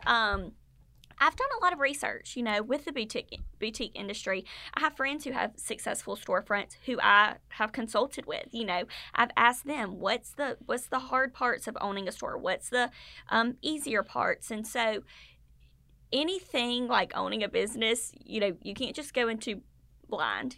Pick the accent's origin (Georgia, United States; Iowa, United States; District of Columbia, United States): Georgia, United States; Statesboro; I grew up in Statesboro. I went to high school and college here